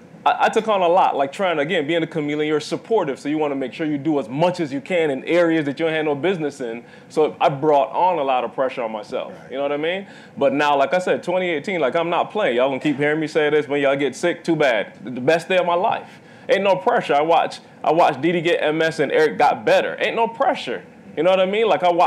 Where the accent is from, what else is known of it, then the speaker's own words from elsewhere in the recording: Bridgetown, Saint Michael, Barbados; now in United States; I'm from Barbados, Bridgetown, Barbados. Like my parents, Seventh-day Adventist Christian home.